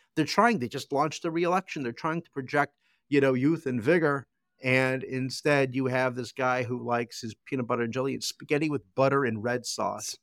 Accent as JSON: {"language": "English", "country": "United States", "said": "As an American"}